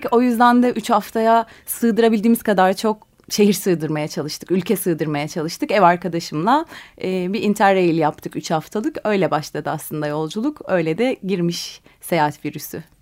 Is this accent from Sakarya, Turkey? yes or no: yes; Ali Fuat Paşa, Sakarya, Turkey; Sakarya'nın küçük bir kasabasında Ali Fuat Paşa'da doğdum büyüdüm. Üniversiteye gidene kadar oradaydım.